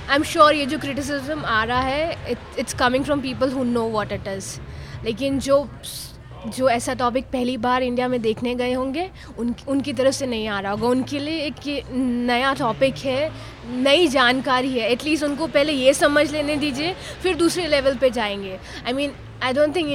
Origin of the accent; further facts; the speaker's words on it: Hyderabad, Telangana, India; born there; मेरा जन्म हैदराबाद में हुआ था पापा आर्मी में थे तो हम काफ़ी शहरों में रह के आए थे